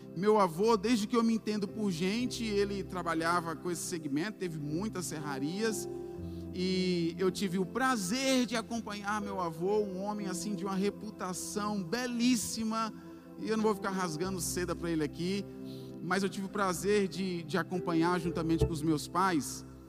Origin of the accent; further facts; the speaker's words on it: Bahia, Brazil; como nós baianos falamos